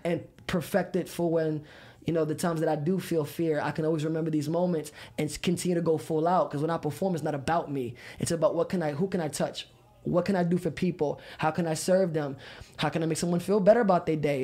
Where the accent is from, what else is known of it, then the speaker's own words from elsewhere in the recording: Philadelphia, Pennsylvania, United States; moved away; I'm from Philadelphia